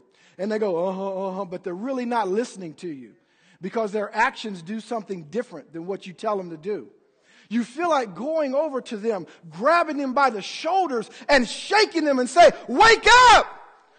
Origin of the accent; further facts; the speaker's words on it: United States; I'm an American